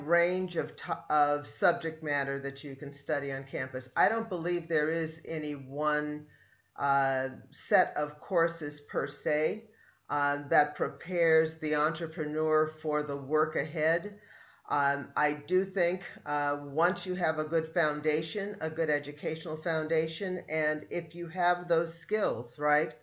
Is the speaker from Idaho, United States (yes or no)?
no; Oakland, California, United States; also born or lived in Davis, California; I grew up in Oakland. So I was a local kid, went to public school